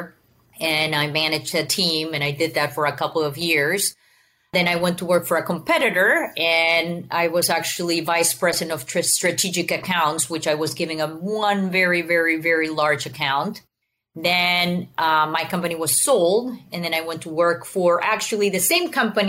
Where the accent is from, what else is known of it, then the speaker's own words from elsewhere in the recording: Venezuela; moved away; also born or lived in Houston area; I was born and raised in Venezuela. So I speak Spanish